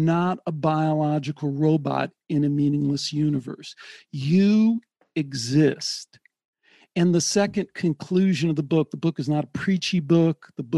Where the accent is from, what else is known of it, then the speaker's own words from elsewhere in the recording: Midwest, United States; I grew up in the Midwest.